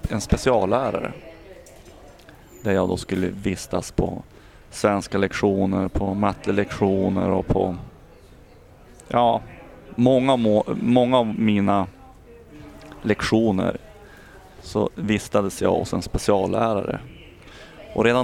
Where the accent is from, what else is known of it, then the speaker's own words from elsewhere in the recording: Umeå, Västerbotten County, Sweden; född och uppvuxen här i Umeå.